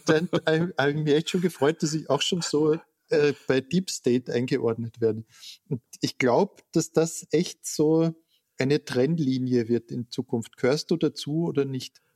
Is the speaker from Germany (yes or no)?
no; Klagenfurt, Carinthia, Austria; Ich bin in Klagenfurt geboren und war dort Kind